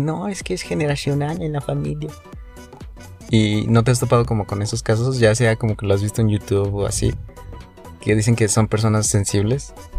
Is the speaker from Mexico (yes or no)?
yes; Mexico; Yo soy promedio. Soy el promedio mexicano.